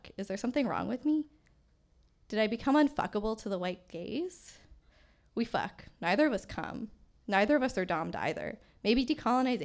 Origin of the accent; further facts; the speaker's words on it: Edmonton, Alberta, Canada; moved away as an adult; now in Vancouver, Canada; I was born and raised in Miskwetchiwiskayagan on Treaty 6 territory